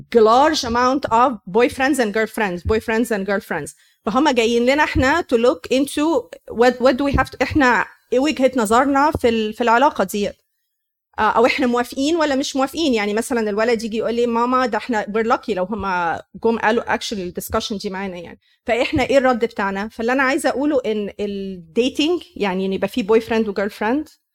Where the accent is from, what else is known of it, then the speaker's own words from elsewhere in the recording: Egypt; moved away; احنا مصريين